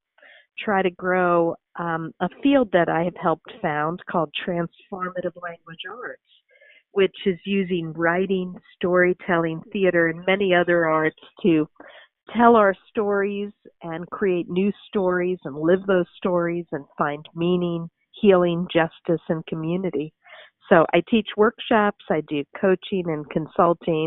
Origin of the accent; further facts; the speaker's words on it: New York City, New York, United States; also born or lived in Central New Jersey; now in Lawrence, Kansas, United States; I grew up in Brooklyn, New York, and Central New Jersey, then fell in love with Kansas